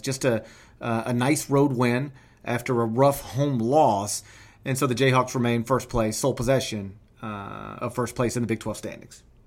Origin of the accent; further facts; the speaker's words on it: the South, United States; I grew up in the South